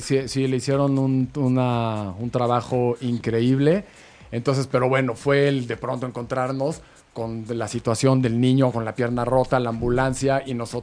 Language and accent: Spanish; Mexico; somos mexicanos